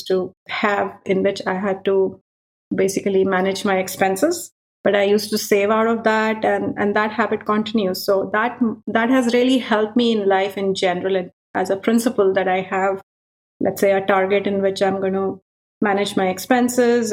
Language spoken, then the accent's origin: English; India; now in Europe; growing up in India, you have a lot of festivals